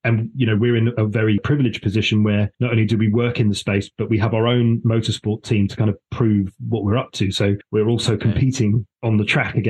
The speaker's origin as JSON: {"language": "English", "country": "Gibraltar", "said": "I'm like, oh, by the way, I'm from Gibraltar, it's lovely, you should visit."}